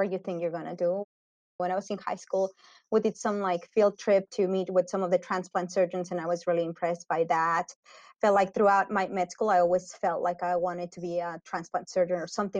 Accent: Mexico City, Mexico; moved away as an adult; also born or lived in Guadalajara, Mexico / Atlanta, United States / Florida, United States; now in Winston-Salem, United States; I was born and raised in Mexico City, and then my family and I moved to Guadalajara. So that's where I did med school.

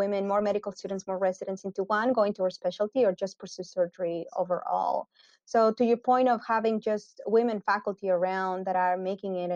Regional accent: Mexico City, Mexico; moved away as an adult; also born or lived in Guadalajara, Mexico / Atlanta, United States / Florida, United States; now in Winston-Salem, United States; I was born and raised in Mexico City, and then my family and I moved to Guadalajara. So that's where I did med school.

